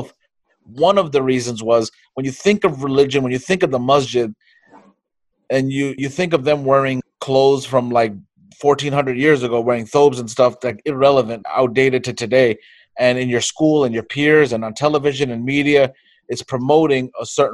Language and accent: English; New York, United States; I think we're from New York